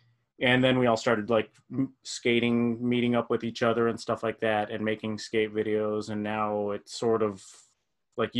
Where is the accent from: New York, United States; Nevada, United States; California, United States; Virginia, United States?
Nevada, United States; Las Vegas; I'm from Las Vegas.